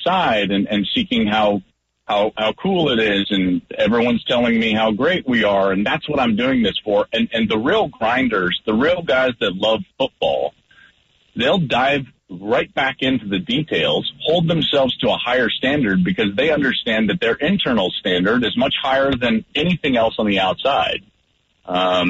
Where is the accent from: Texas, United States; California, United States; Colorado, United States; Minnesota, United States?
Colorado, United States; Arvada; I grew up in the Denver area, just in the Arvada area